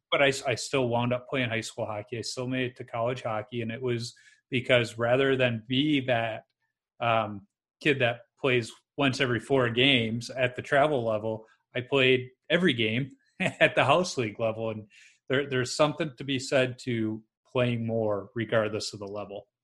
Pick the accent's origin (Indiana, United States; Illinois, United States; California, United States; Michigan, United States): Illinois, United States; Chicago; I grew up in Chicago where we had association hockey